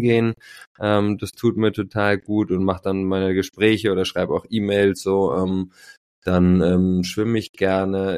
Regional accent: Berlin, Germany; Ich bin Berliner, seit 40 Jahren am Start, liebe unsere, meine Mutterstadt und bin hier ja ähm, mit sehr viel Liebe und ähm, ja auch mit ja, glaube ich, einem geborgenen Haushalt groß geworden

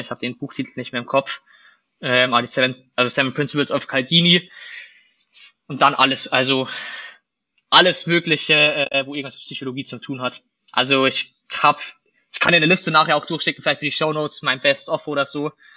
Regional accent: Bavaria, Germany; moved away; Wir kommen ja aus Bayern ursprünglich

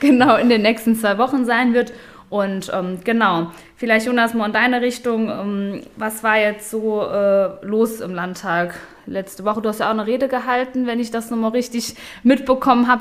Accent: Ludweiler, Saarland, Germany; in Ludweiler, meinem Heimatdorf

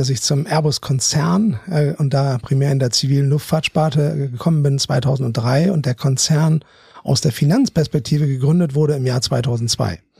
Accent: Bremen, Germany; now in Hamburg, Germany; komme aus Bremen, habe in Münster studiert, bin klassischer BWLer

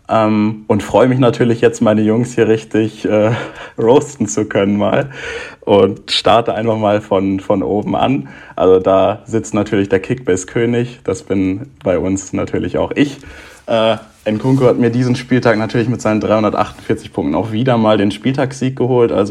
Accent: Hanover, Lower Saxony, Germany; Als Hannoveraner muss ich natürlich auch den Zweitliga-Podcast mit Tusche da hören

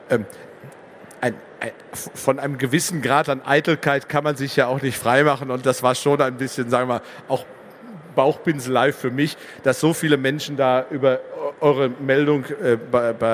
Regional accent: Dortmund, North Rhine-Westphalia, Germany; ich bin gebürtiger Dortmunder Junge, bin also sozusagen in, in schwarz-gelber Bettwäsche groß geworden

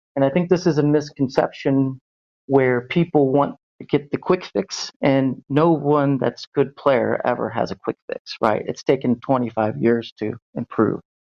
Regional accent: Cincinnati, Ohio, United States; moved away as an adult; now in Berlin, Germany; I'm originally from Ohio, uh, Cincinnati area

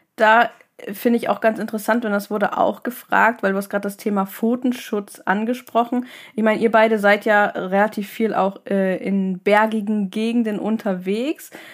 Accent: Northern Germany, Germany; Ich komme ja aus dem Norden

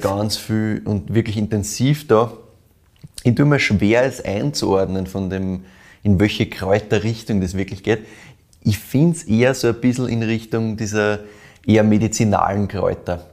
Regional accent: Weinviertel, Lower Austria, Austria; hast du mich in meine Heimat zurückgebracht, ja. quasi ins Weinviertel.

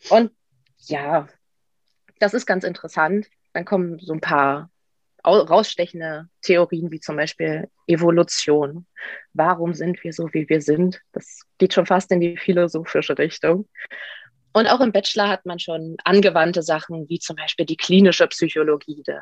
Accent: Brandenburg, Germany; Und ich komme aus der Nähe von Potsdam, wo ich auch studiere.

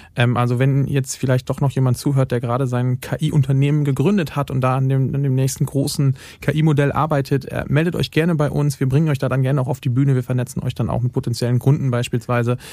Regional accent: western Lower Saxony, Germany; moved away; als gebürtiger Westniedersachse

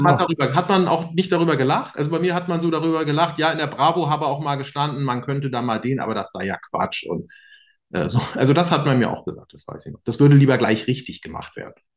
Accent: Bremen, Germany; in Bremen, wo ich groß geworden ist

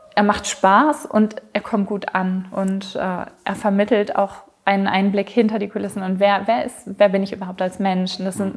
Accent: Ruhr area, North Rhine-Westphalia, Germany; moved away as an adult; also born or lived in Mexico / South England; now in United Kingdom; ich komme ursprünglich aus dem Ruhrgebiet. Ich bin vor zehn Jahren plus ausgewandert.

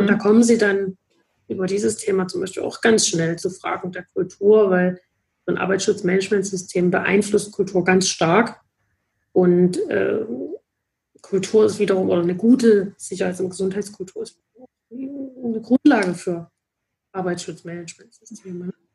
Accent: Dresden, Saxony, Germany; ich komme auch gebürtig aus Dresden und habe dann hier auch äh, Psychologie studiert

